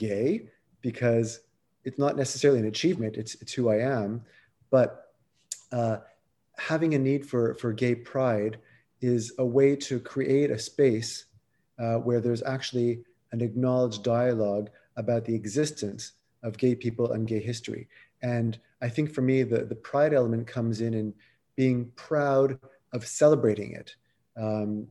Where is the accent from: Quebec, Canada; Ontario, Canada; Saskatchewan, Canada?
Quebec, Canada; Montreal; I growing up in Montreal